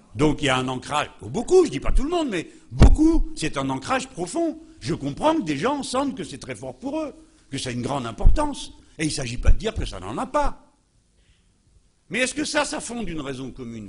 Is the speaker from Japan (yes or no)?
no; France; je suis français.